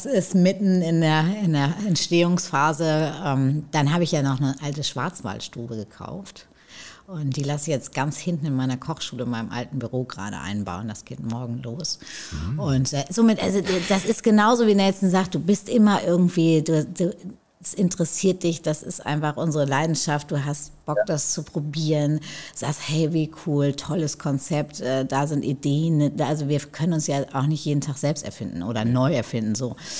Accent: North Rhine-Westphalia, Germany; now in Hamburg, Germany; ich bin ja auch in, in NRW groß geworden

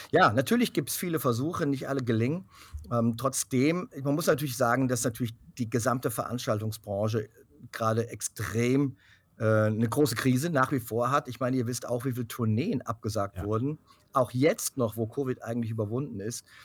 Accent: United States; Aber ich bin da auch in Amerika ja auch groß geworden, habe ja auch eine Zeit dort gelebt

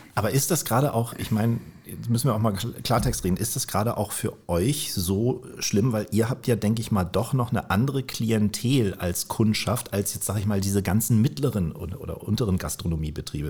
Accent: Kiel, Schleswig-Holstein, Germany; als gebürtiger Kieler

